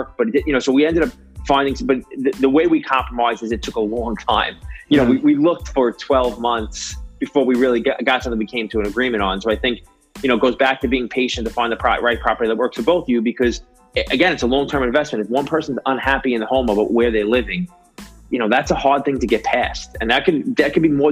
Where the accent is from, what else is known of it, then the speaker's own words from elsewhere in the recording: New York, United States; I grew up in New York and I lived in New York City for a long time